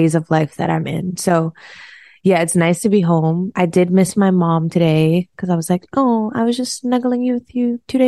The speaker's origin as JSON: {"language": "English", "country": "Trinidad & Tobago", "said": "I'm Trinidadian"}